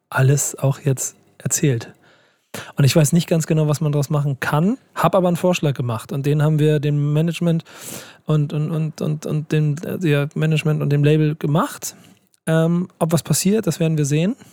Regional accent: Hamburg, Germany; Und ich als Hamburger habe mir das auf die Fahne geschrieben, das kann ich jetzt mal öffentlich so sagen.

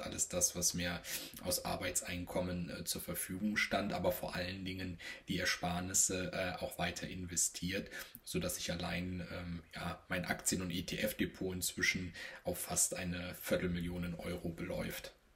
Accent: Rhineland, Germany; gebürtiger Rheinländer

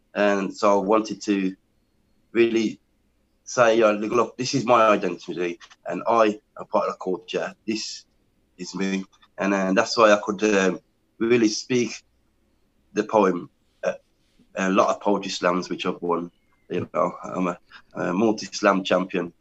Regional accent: England, United Kingdom; I am from England, born in England.

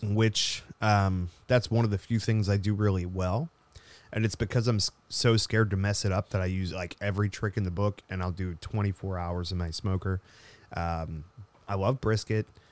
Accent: United States; I'm American

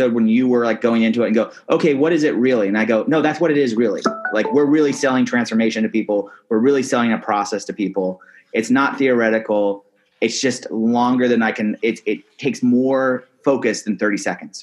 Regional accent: Seattle, Washington, United States; I grew up in Seattle

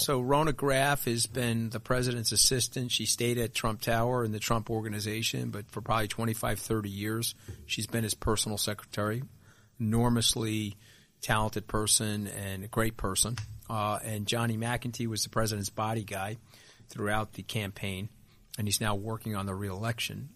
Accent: Long Island, New York, United States; we grew up very similarly on Long Island.

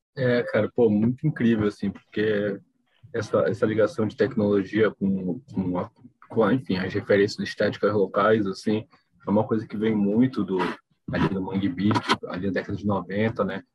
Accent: Belém, Pará, Brazil; Eu sou de Belém

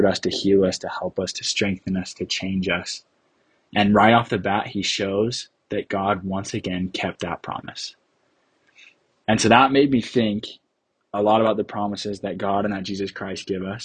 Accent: Centerville, Utah, United States; also born or lived in Bountiful, Utah; I am from Bountiful, Utah. I grew up in Centerville, but then we decided to make a big change in life and I moved to Bountiful, which is 10 minutes away

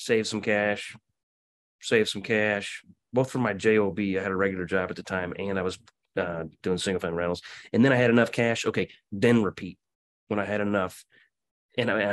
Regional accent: Quincy, Illinois, United States; moved away; also born or lived in Kansas City; my hometown of Quincy, Illinois.

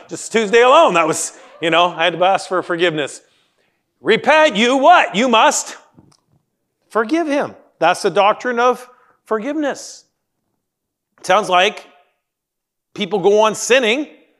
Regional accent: Canada; moved away; I grew up in the Great White North

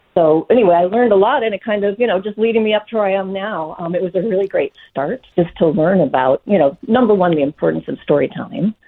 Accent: Minneapolis, Minnesota, United States; moved away as an adult; also born or lived in New York City; I grew up in Minneapolis, Minnesota

